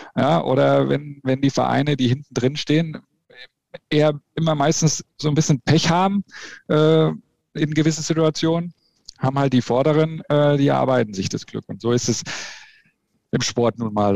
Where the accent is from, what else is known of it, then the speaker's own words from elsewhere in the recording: Bamberg, Bavaria, Germany; moved away as an adult; also born or lived in Lichtenfels; now in Leverkusen, Germany; ich bin in Bamberg aufgewachsen